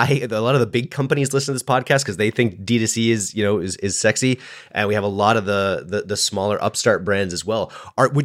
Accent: Canada; I am Canadian

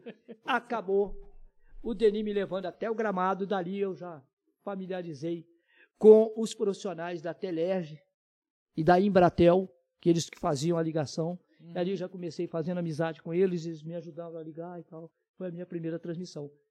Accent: Tocantins, Minas Gerais, Brazil; eu sou de Tocantins, mas é próximo de Ubá. Terra do Ari Barroso

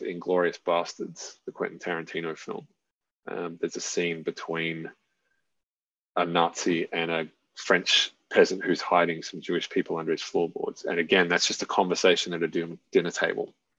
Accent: Australia; I'm Australian

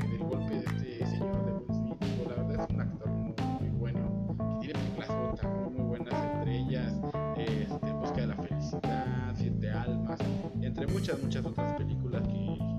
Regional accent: Hidalgo, Mexico; Yo soy mexicano, digo, en un estado que se llama Hidalgo, de la República Mexicana.

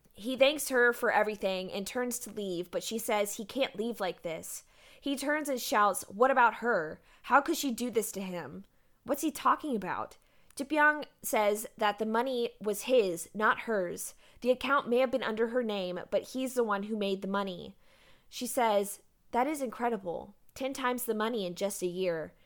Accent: Galveston, Texas, United States; I grew up in Galveston

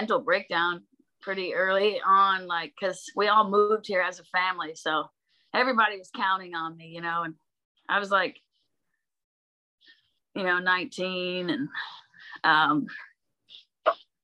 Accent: Bellingham, Washington, United States; moved away; also born or lived in Nashville; growing up in Bellingham, Washington

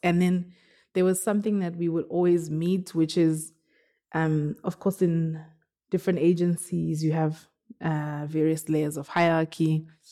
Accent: South Africa; now in Johannesburg, South Africa; I'm from Woodbank. Um, I, I live in Johannesburg

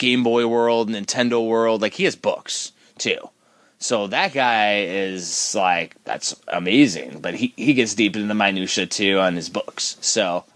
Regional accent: Midwest, United States; we're from the Midwest

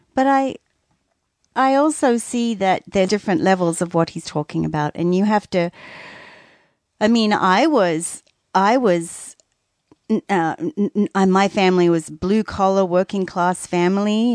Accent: Australia; moved away; as an Australian kid

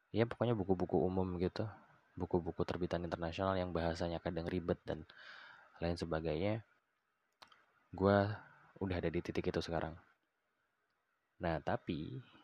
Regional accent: Balikpapan, East Kalimantan, Indonesia; moved away; also born or lived in Yogyakarta; gue dulu tuh di waktu gue tinggal di Balikpapan

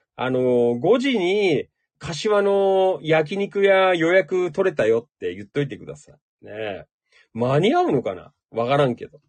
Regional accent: Noda, Chiba, Japan; moved away as an adult; now in Kashiwa, Japan; 野田で生まれ育った

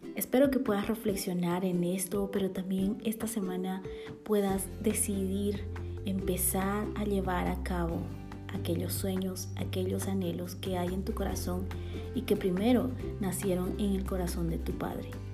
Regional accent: Bolivia; now in Guatemala; boliviana por amor y nacimiento y guatemalteca también por amor y residencia

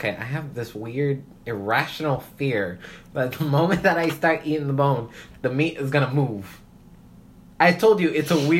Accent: Puerto Rico; No, I'm Puerto Rican.

